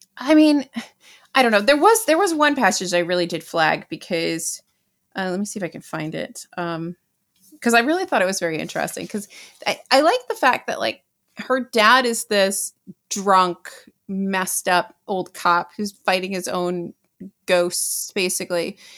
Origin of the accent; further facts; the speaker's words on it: New York, United States; as a New Yorker who is of the age of a lot of these people